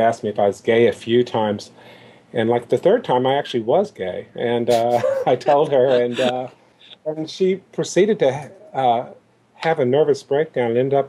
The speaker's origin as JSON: {"language": "English", "town": "Louisville", "region": "Kentucky", "country": "United States", "tie": "born or raised there", "said": "I'm originally from Kentucky. Grew up in Louisville"}